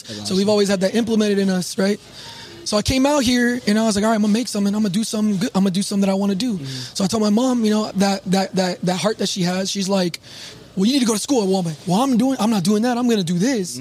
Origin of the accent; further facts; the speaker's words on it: San Diego, California, United States; moved away as an adult; now in Phoenix, United States; I'm from San Diego